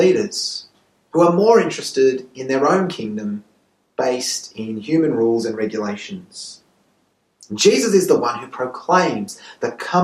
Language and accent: English; Sydney, New South Wales, Australia; now in Santiago, Chile; I was born in Sydney